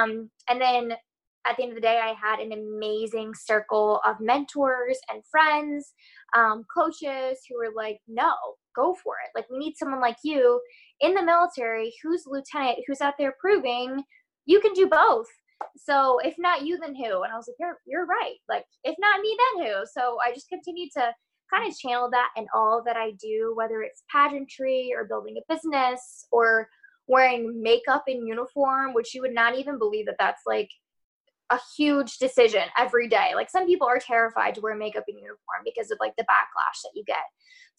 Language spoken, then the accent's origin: English; California, United States; Well, I'm originally from California, so I was like, oh, I'm not foreign to the state.